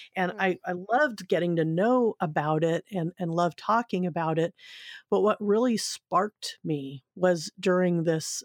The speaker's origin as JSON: {"language": "English", "region": "Southern California", "country": "United States", "tie": "born or raised there", "also_born_or_lived": "Seal Beach, California / Grass Valley, California / Sacramento, California", "said": "I grew up in Southern California, um, in Seal Beach, which is uh, a nice little community, and then moved up to um, Grass Valley"}